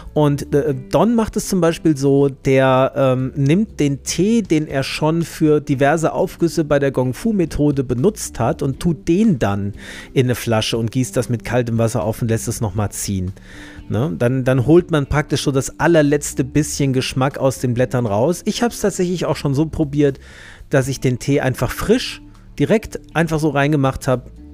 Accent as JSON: {"language": "German", "country": "Germany", "also_born_or_lived": "Marburg", "said": "hier bei uns in Deutschland"}